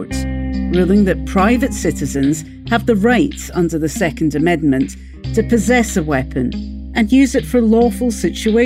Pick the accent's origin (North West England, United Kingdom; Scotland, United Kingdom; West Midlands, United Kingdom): Scotland, United Kingdom; I'm from Scotland.